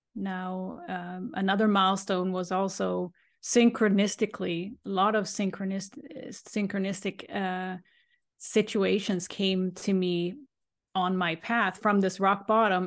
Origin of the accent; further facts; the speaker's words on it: Sweden; now in Boston, United States; I grew up in Sweden